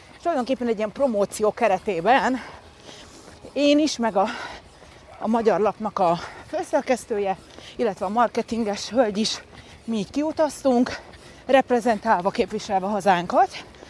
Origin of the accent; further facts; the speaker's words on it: Budapest, Hungary; also born or lived in Szentendre, Hungary / Folsom, California, United States; Budapesten föl? születtem, Aha. tehát igazából fővárosi lány vagyok, de aztán később tinikoromban kiköltöztünk Szentendrére